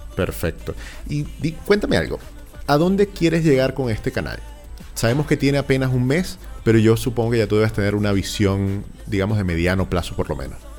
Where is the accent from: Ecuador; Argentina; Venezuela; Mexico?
Venezuela; now in Chile; uno es venezolano